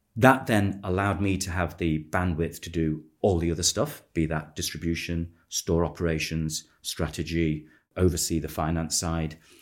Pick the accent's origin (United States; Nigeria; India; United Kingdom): United Kingdom; Manchester, North West England; I was born in Manchester.